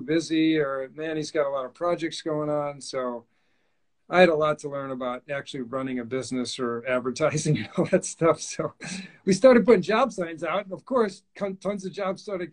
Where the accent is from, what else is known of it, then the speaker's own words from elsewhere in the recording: Wisconsin, United States; moved away as an adult; I'm from Wisconsin, came out to the East Coast for architecture school at Roger Williams